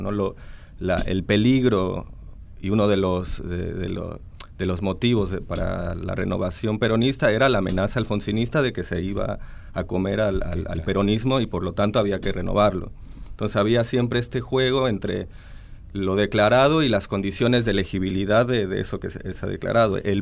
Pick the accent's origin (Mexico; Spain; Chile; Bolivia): Mexico; moved away as an adult; now in Argentina; soy mexicano eh, y vine acá a hacer el doctorado